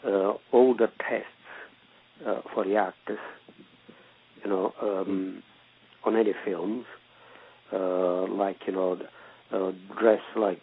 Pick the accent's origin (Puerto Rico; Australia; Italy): Italy; moved away as an adult; Well, I came from Italy to get work, and I got work here.